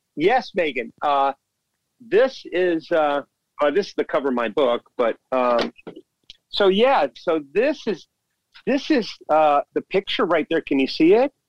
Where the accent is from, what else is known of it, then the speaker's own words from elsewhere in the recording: Orlando, Florida, United States; Orlando, my hometown